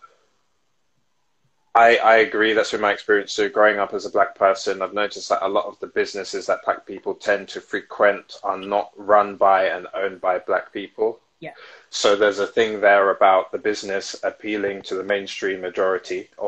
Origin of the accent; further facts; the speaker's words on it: London, United Kingdom; I come from South London